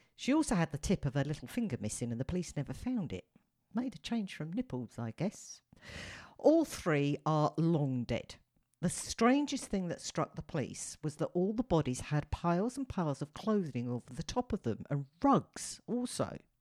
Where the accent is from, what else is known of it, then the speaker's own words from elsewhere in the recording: United Kingdom; me being a Brit